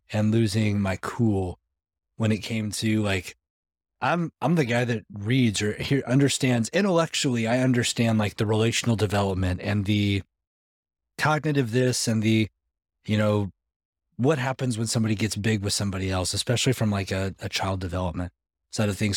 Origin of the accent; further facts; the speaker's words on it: Los Angeles, California, United States; moved away as an adult; also born or lived in Arizona; now in Middle Tennessee, United States; that's where I grew up, like Los Angeles, about for twenty years